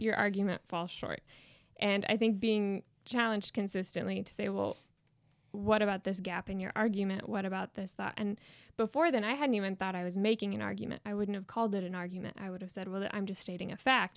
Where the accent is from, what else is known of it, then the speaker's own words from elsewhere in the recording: Winchester, Indiana, United States; moved away as an adult; now in Belfast, United Kingdom; I grew up in Winchester, Indiana, not too far from here